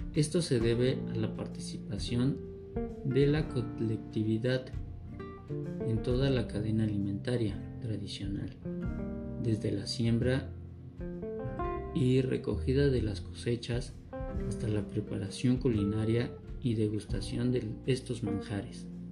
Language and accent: Spanish; Mexico; nosotros como mexicanos